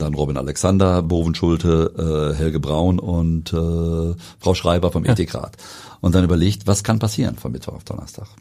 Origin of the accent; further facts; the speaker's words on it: Wetter, North Rhine-Westphalia, Germany; wir kommen beide aus Wengern